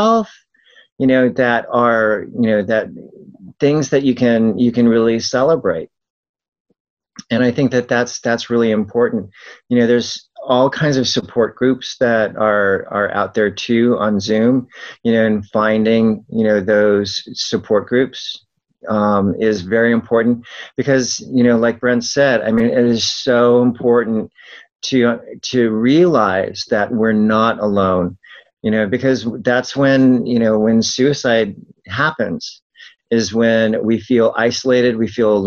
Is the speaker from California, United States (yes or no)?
yes; El Cajon, California, United States; I grew up in El Cajon